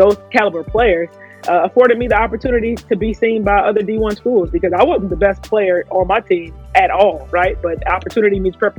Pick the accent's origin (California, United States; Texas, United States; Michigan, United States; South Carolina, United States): Michigan, United States; Detroit; came up in Detroit playing basketball